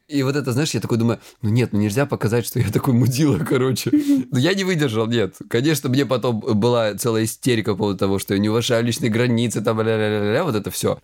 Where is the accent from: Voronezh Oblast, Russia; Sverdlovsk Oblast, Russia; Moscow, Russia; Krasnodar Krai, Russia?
Krasnodar Krai, Russia; я лысый и я с Кубани